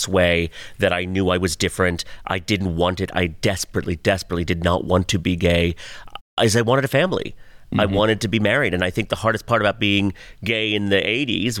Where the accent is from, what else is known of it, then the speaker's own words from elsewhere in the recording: Pakistan; moved away; I was born in Pakistan, too